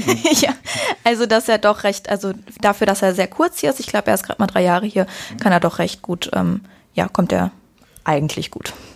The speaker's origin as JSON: {"language": "German", "area": "near Cologne", "region": "North Rhine-Westphalia", "country": "Germany", "said": "ich komme jetzt nicht direkt aus Köln, aber aus der Nähe von Köln und pendel dann hin und her"}